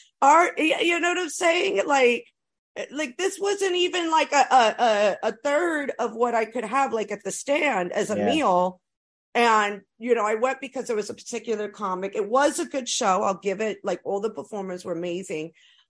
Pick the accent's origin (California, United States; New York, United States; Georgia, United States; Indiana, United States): New York, United States; New York City; I'm originally from here, but, and I'm from the East Coast